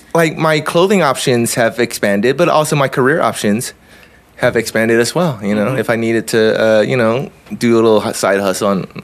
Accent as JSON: {"language": "English", "region": "Southern California", "country": "United States", "tie": "born or raised there", "said": "I grew up in Southern California"}